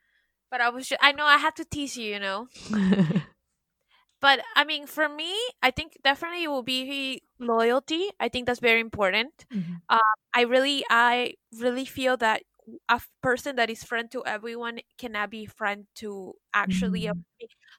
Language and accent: English; Miami, Florida, United States; moved away as an adult; also born or lived in New York; now in France; because, you know, I'm originally from Miami. I moved to New York and I was there for a couple years and it was amazing. And then I always wanted to live in Europe. So that's why I decided to do my master's in France.